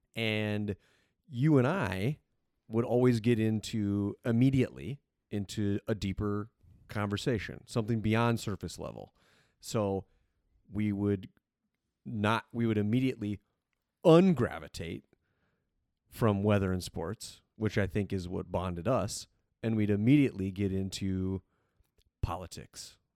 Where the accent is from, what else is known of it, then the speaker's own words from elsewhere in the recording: South Dakota, United States; born and raised in South Dakota